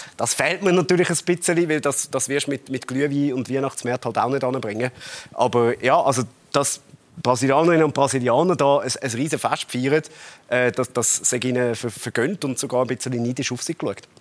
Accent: Zurich, Switzerland; so sind wir Zürcher

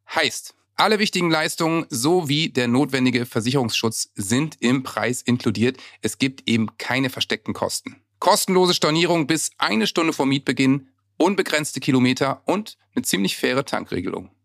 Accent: Worpswede, Lower Saxony, Germany; Ich bin auch so aufgewachsen im Wald mit selbst Baumhaus bauen und so, Wobswede

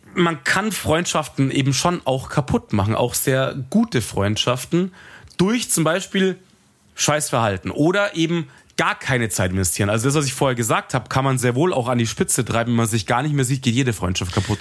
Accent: Munich, Bavaria, Germany; ich mag halt München, ich komme halt von hier

